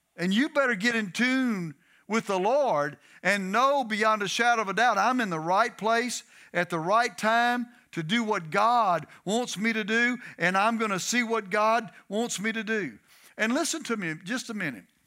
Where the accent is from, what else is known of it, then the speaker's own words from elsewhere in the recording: Texas, United States; also born or lived in Detroit, Michigan; now in Louisiana, United States; I'm a Southern boy. I'm from Texas.